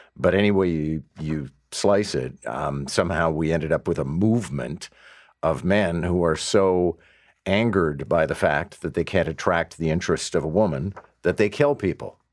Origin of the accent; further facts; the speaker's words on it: Quebec, Canada; now in Toronto, Canada; a guy who was born and raised in Quebec